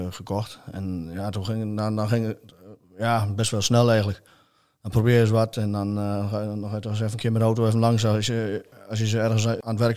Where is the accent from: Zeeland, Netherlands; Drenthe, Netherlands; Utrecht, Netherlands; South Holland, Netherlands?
Utrecht, Netherlands; Vroomshoop; ik kom uit Vroomsop.